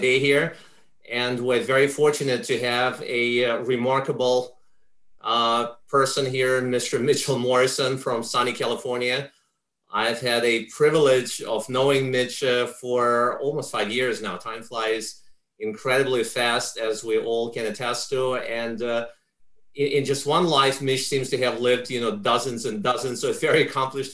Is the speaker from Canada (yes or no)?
no; Ukraine; now in United States; I come from Ukraine. That's where I grew up